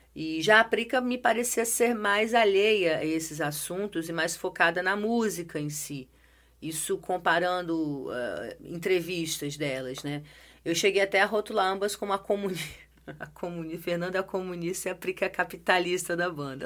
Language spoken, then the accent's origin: Portuguese; Brazil; eu sou brasileiro